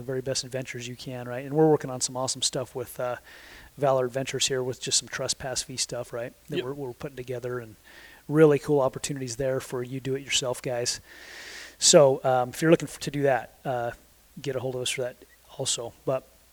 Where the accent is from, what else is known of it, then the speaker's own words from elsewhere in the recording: Sandy, Utah, United States; I grew up in Utah my entire life. I grew up in Sandy, Utah